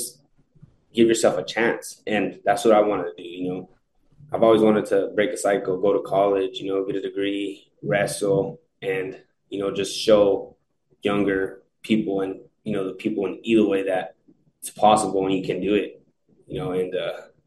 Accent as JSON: {"language": "English", "town": "Eloy", "region": "Arizona", "country": "United States", "tie": "born or raised there", "said": "stay in my hometown"}